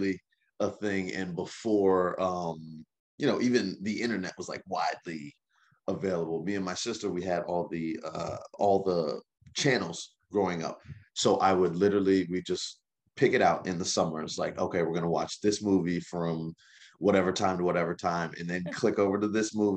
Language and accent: English; Lawrenceville, Georgia, United States; So I'm from, I grew up in Lawrenceville, Georgia